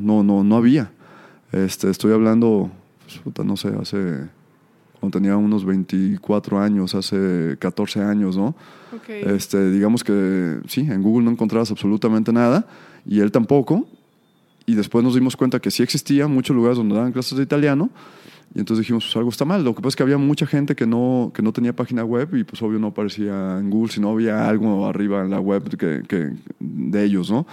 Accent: Tala, Jalisco, Mexico; moved away as an adult; nací en Tala, me vine a estudiar la universidad por acá

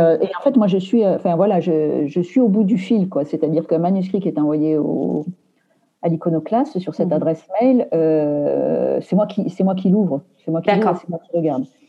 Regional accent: Aveyron, Occitania, France; now in Paris, France; je suis originaire de l'Aveyron

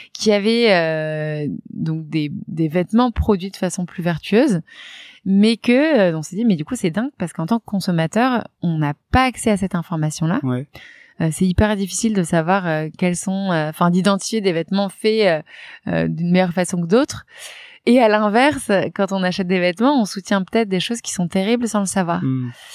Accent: Reims, Grand Est, France; moved away; also born or lived in Paris; donc moi, j'ai grandi, euh, de base, je viens de Reims.

